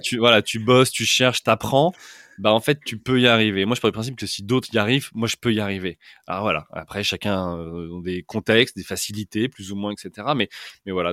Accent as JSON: {"language": "French", "town": "Orléans", "region": "Centre-Val de Loire", "country": "France", "tie": "born or raised there", "also_born_or_lived": "Paris", "moved": "as an adult", "lives_now": "London, United Kingdom", "said": "je suis euh, originaire euh, d'Orléans. j'ai fait toute mon enfance, mon adolescence et le début de ma vie active euh, à Orléans."}